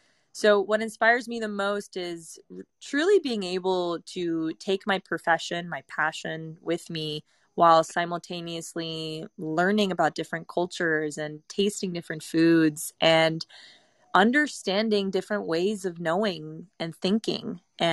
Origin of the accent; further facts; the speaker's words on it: Italy; English is a second language; also born or lived in Bali, Indonesia; So for me, it's very easy to travel between Europe, but being born and raised in Italy, it's a 30-euro, 40-euro plane ride over.